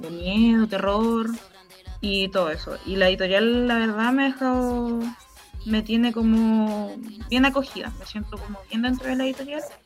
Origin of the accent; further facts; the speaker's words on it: Licura Valley, Biobío, Chile; moved away as an adult; now in Los Álamos, Chile; yo crecí en el Valle de Licura